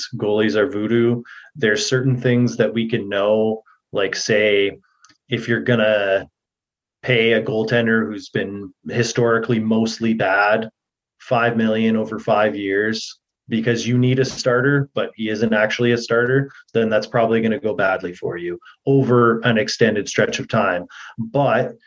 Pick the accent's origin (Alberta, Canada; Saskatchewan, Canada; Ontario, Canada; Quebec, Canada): Alberta, Canada; Edmonton; that's where I was born, so it's my hometown.